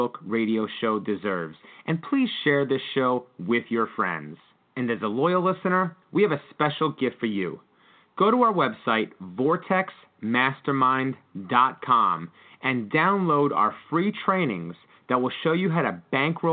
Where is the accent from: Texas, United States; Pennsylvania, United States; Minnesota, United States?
Pennsylvania, United States; I am from Pennsylvania